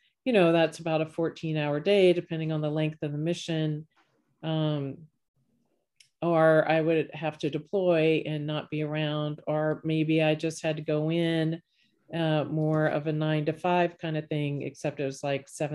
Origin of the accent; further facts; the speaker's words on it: Virginia, United States; moved away as an adult; also born or lived in Texas / Oklahoma / Florida / Colorado; now in Raleigh, United States; I grew up in Virginia